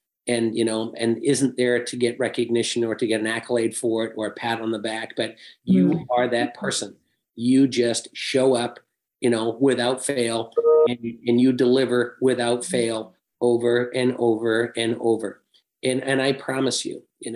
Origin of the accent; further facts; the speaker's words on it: England, United Kingdom; moved away; I was born and raised in England